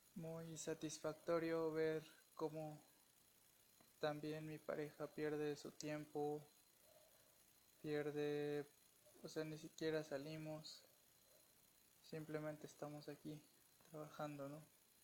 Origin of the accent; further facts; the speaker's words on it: Puebla, Mexico; Soy de Puebla, México.